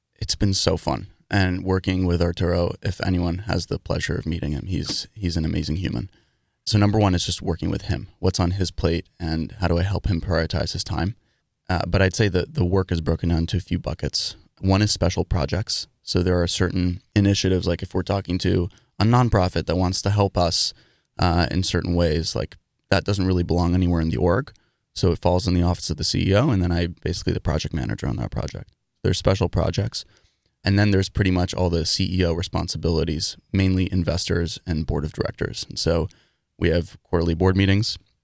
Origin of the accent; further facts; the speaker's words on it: New York City, New York, United States; moved away as an adult; also born or lived in Dartmouth; I grew up in New York City, in Manhattan, living in an apartment, taking the subway to school